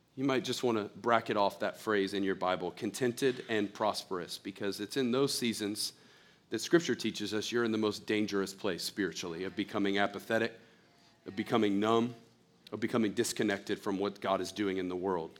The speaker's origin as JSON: {"language": "English", "country": "United States", "said": "as an American"}